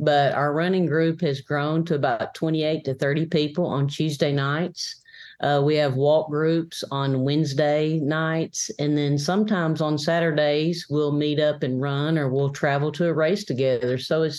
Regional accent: McMinnville, Tennessee, United States; born or raised there

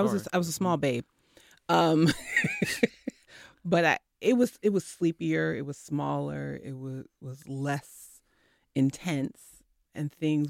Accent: New Jersey, United States; now in North Carolina, United States; I'm from Jersey, so you know, evidently.

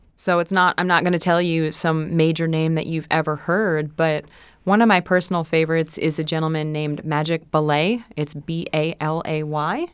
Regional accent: West Springfield, Massachusetts, United States; I'm from West Springfield

